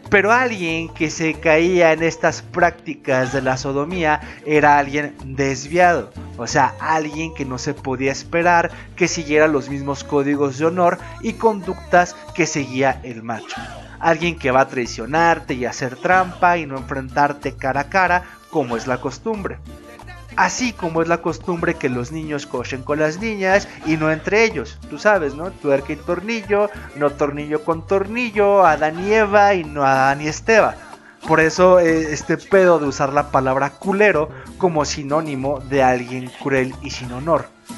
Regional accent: Mexico; Como mexicano

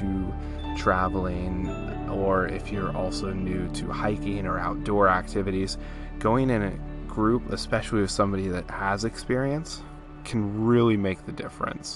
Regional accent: California, United States; I'm from California, so a lot of the stuff that is relative to me is California-based

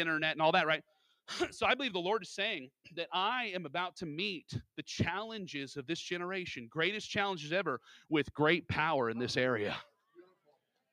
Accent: Alaska, United States; I was born and raised in Alaska

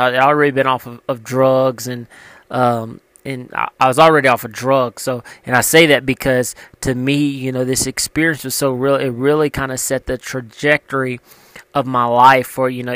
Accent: Louisiana, United States; moved away; I came from Louisiana, grew up in a small town

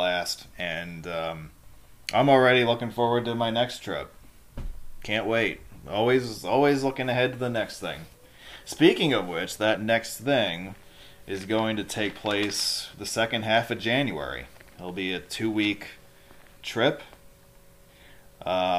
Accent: Hudson Valley, New York, United States; moved away; my hometown minor league baseball team, the Hudson Valley Renegades

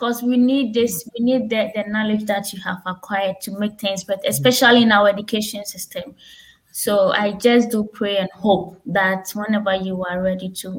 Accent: Ghana; moved away

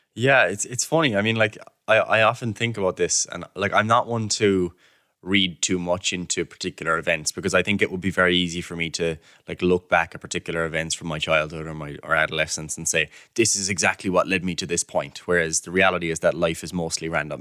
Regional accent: Killarney, Munster, Ireland; moved away as an adult; now in Cork, Ireland; I'm from Killarney myself

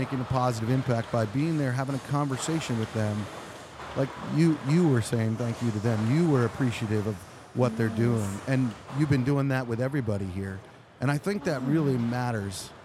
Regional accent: Pennsylvania, United States; I'm from Pennsylvania

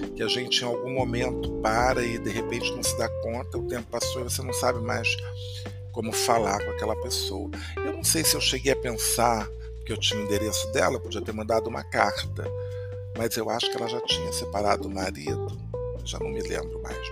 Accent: Brazil; moved away; also born or lived in Paris, France; como brasileiro

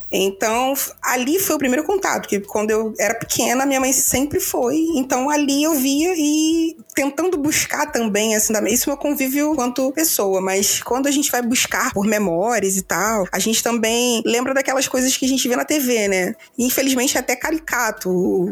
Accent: Rio de Janeiro, Brazil; sou do Rio

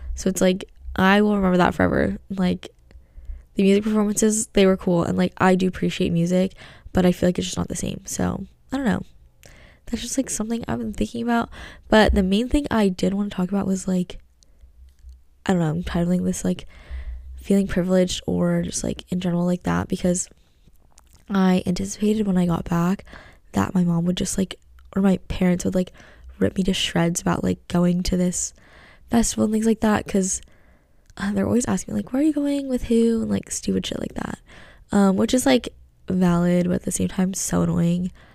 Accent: United States; being American and, like, being Asian at home

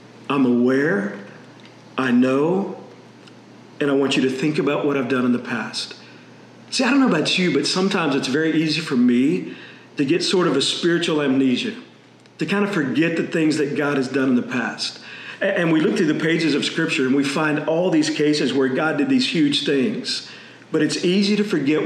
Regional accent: Texas, United States; I grew up in Texas

